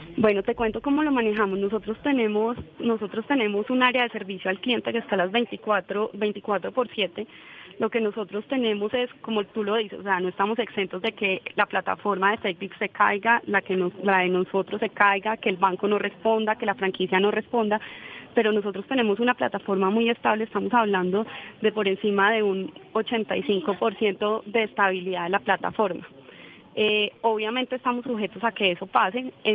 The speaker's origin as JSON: {"language": "Spanish", "country": "Colombia", "said": "estamos en Colombia"}